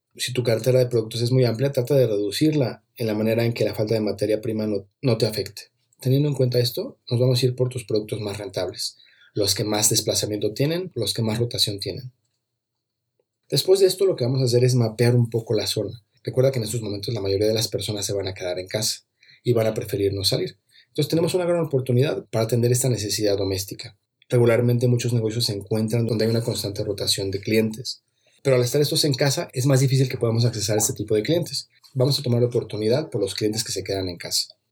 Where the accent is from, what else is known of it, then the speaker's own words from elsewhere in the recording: Mexico; en mi país, aquí en México